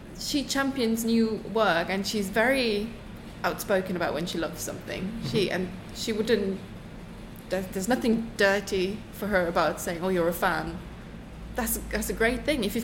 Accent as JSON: {"language": "English", "region": "eastern Germany", "country": "Germany", "tie": "born or raised there", "also_born_or_lived": "Düsseldorf, Germany", "second_language": "English", "moved": "as an adult", "lives_now": "United Kingdom", "said": "I grew up in Eastern Germany originally"}